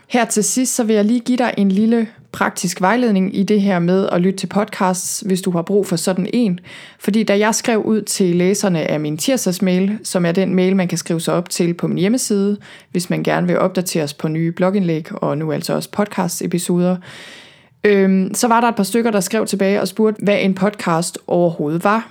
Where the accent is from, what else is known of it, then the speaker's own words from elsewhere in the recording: Thy, North Denmark Region, Denmark; moved away as an adult; also born or lived in Copenhagen / Vancouver, Canada; jeg er selv født og opvokset i Thy, og er vokset op på landet